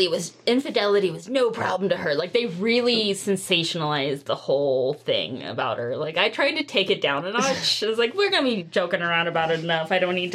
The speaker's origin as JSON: {"language": "English", "region": "California", "country": "United States", "said": "I'm a Californian who doesn't like avocado."}